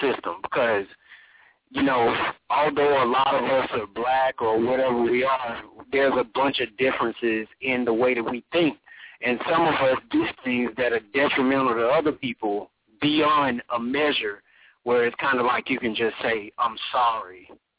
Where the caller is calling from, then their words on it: Atlanta, Georgia, United States; Can you hear me? Can you hear me clearly? I'm calling from Atlanta, bro.